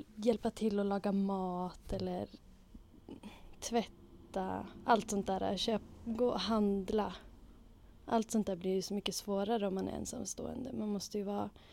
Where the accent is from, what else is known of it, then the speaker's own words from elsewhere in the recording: Umeå, Västerbotten County, Sweden; also born or lived in London, United Kingdom / Arkansas, United States; född och uppvuxen på Ålidhem i Umeå